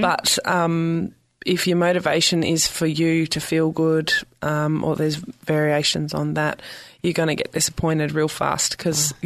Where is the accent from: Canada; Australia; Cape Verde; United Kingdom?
Australia; South Australia; accent: Aussie; moved away as an adult; also born or lived in Victoria, Australia; now in San Francisco, United States; I grew up in South Australia and I moved to the state of Victoria